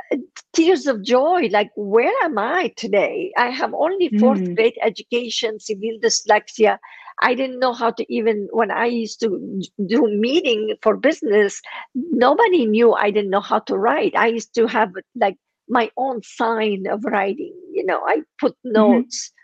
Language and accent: English; Lebanon; first language Armenian; English is a second language; moved away as an adult; now in United States